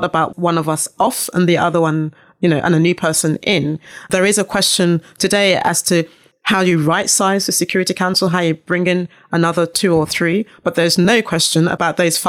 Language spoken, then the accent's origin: English; London, United Kingdom; I'm from London.